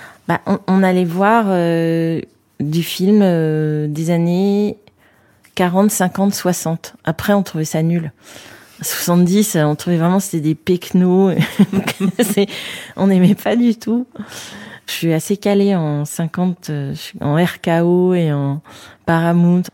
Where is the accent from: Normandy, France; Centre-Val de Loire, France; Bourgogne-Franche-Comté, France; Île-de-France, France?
Île-de-France, France; Paris; now in Fontenay-sous-Bois, France; j'ai grandi, euh, dans le septième arrondissement, à école militaire. Avenue de Tourville, exactement